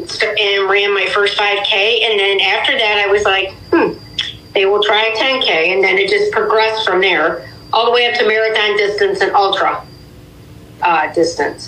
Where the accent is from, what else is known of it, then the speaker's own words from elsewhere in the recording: Sandusky, Ohio, United States; now in Euclid, United States; I'm originally from Sandusky, but I live in Euclid, Ohio now